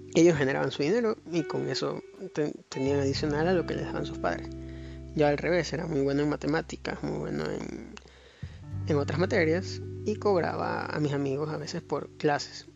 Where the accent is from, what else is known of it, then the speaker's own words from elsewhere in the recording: Ecuador; soy de Ecuador